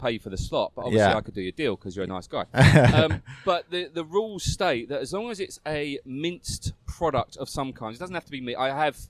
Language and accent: English; Essex, East of England, United Kingdom; now in Phuket, Thailand; we're both from Essex.